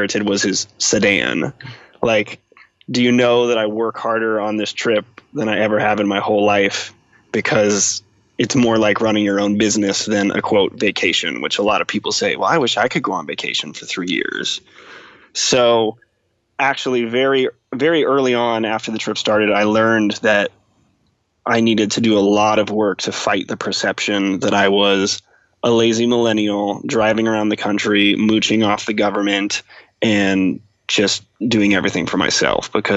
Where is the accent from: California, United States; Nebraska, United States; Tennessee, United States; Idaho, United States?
Nebraska, United States; moved away as an adult; also born or lived in Washington, D.C.; I grew up in Nebraska